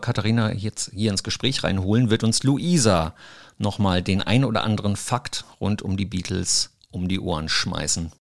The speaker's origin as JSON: {"language": "German", "town": "Mainz", "region": "Rhineland-Palatinate", "country": "Germany", "tie": "born or raised there", "said": "ich bin geboren hier in Mainz, habe auch hier Abitur gemacht"}